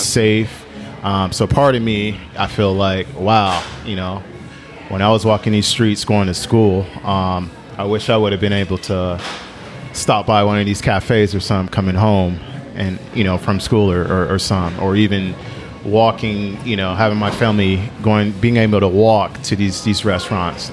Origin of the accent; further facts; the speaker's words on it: Oakland, California, United States; growing up in North Oakland off 47th